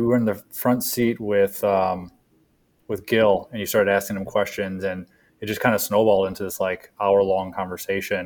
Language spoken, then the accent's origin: English; Michigan, United States; also born or lived in San Francisco; I'm a Midwesterner. Grew up here in Michigan, lived all over